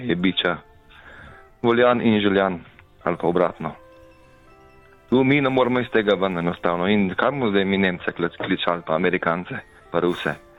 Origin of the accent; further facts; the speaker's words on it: Slovenia; vsi smo Slovenci